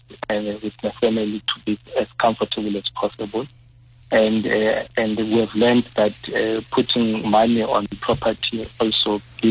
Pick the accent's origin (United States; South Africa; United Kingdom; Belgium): South Africa; Soweto, Gauteng; growing up in Soweto